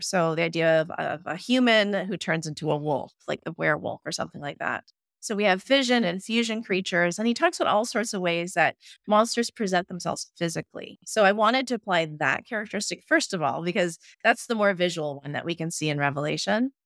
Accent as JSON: {"language": "English", "town": "Ottawa", "region": "Ontario", "country": "Canada", "moved": "as an adult", "lives_now": "Manitoba, Canada", "said": "I'm originally from Ottawa, Ontario, so I had to make the trek out here to Manitoba"}